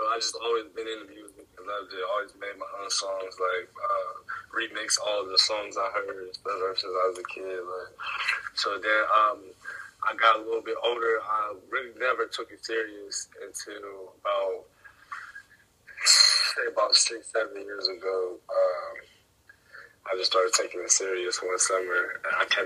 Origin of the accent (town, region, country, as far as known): Ohio, United States